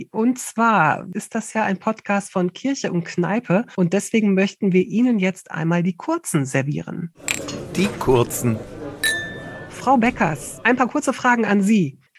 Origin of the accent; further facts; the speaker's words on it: Düsseldorf, North Rhine-Westphalia, Germany; Meine Heimatstadt.